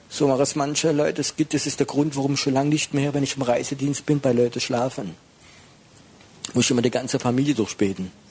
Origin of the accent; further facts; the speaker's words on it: France; ich bin Franzose, ich bin schwieriger.